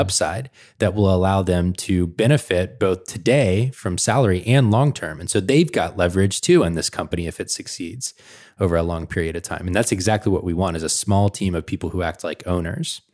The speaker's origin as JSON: {"language": "English", "town": "Atlanta", "region": "Georgia", "country": "United States", "moved": "yes", "lives_now": "Portland, United States", "said": "I'm from Atlanta"}